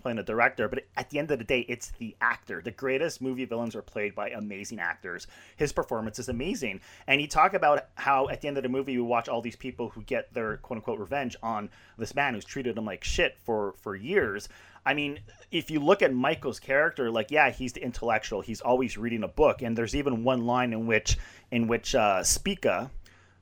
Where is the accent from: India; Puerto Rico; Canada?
Canada; I grew up in Canada